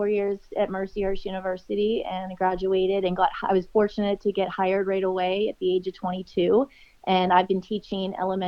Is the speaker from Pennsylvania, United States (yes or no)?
yes; Leechburg, Pennsylvania, United States; moved away as an adult; now in Erie, United States; I grew up around Leechburg. That's northeast of Pittsburgh. And I came to Pennsylvania. I'm in Pennsylvania. I was brought to Erie on a softball scholarship.